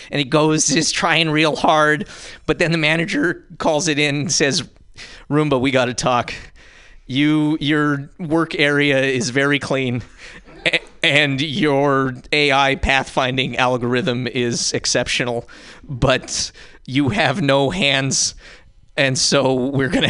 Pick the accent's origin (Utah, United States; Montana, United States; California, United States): Montana, United States; now in San Francisco, United States; I'm from Montana, but I live in San Francisco.